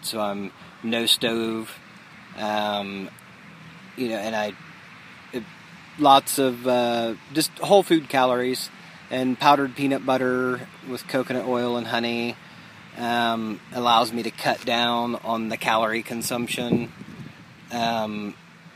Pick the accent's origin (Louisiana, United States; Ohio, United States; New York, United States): Ohio, United States; Dayton; I'm from Dayton, Ohio, and I'm 42 years old.